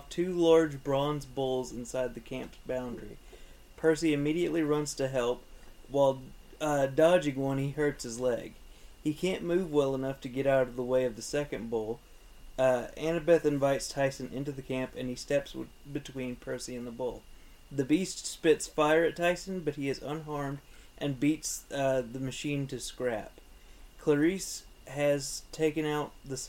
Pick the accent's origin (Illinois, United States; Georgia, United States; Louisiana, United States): Louisiana, United States; we're from Louisiana